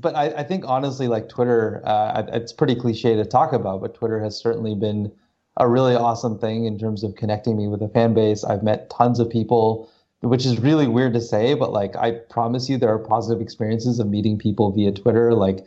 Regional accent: California, United States; also born or lived in Corvallis, Oregon; So I was actually born in Oregon. I'm from Corvallis originally. My dad still lives there. I moved to California when I was four, I believe, with my mom and my sister.

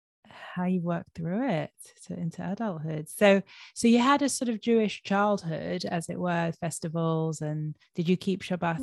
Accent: London, United Kingdom; moved away as an adult; also born or lived in Israel; when I was growing up in London

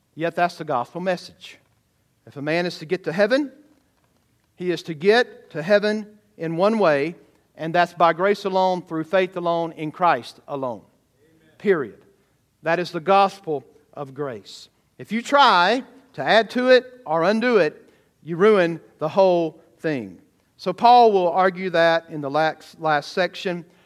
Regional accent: the South, United States; growing up in the South

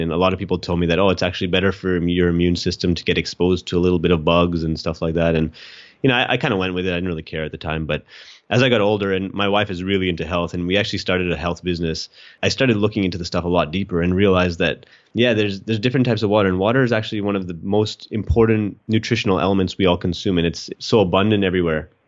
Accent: Edmonton, Alberta, Canada; moved away as an adult; also born or lived in Australia; now in Sydney, Australia; I was born in Edmonton, Alberta, Canada.

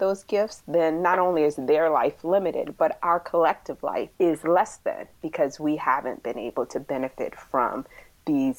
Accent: Philadelphia, Pennsylvania, United States; I was born in Philadelphia, so the city of brotherly love and sisterly affection. And it was such a great experience growing up there in the 80s

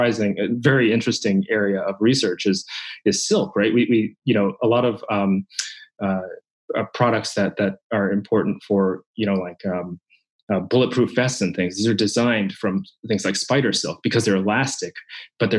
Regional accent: Japan; moved away; when I was a child growing up in Japan. I'm Japanese

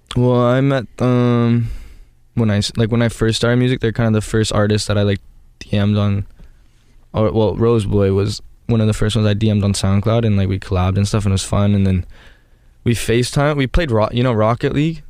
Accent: Canada; I'm from Canada

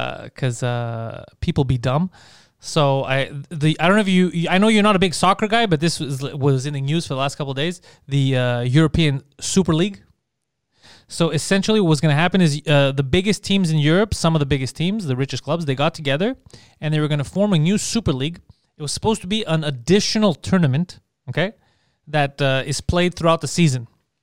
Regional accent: Mississauga, Ontario, Canada; He looks, he sees, like, Ontario, okay. Crikey, yeah, we're from Mississauga.

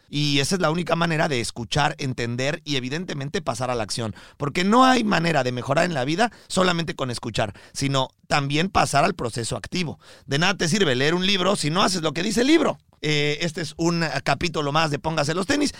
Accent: Mexico; now in Miami, United States; vivimos aquí en Miami, transmitimos desde Miami, pero somos mexicanos

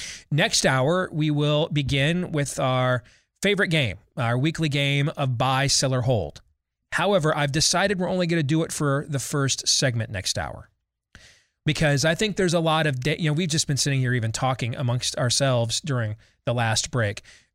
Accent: Michigan, United States; Like my home state, former home state of Michigan, they've gone from admitting 3 fully vaccinated people with COVID into hospitals a day

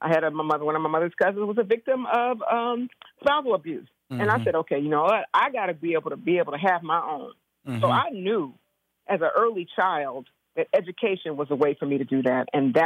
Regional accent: Compton, California, United States; I grew up in Compton. I'm a product of the Compton school system.

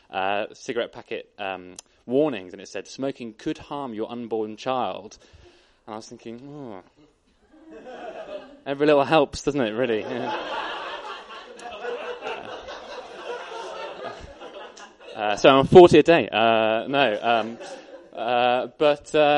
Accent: Bath, South West England, United Kingdom; moved away as an adult; now in Bristol, United Kingdom; I was born in Bath, grew up there, went to school there, and then I came to Bristol.

